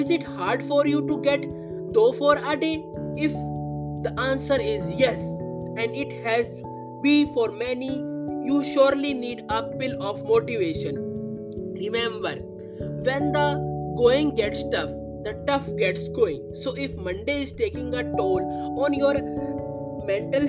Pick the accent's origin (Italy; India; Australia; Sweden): India; I am from India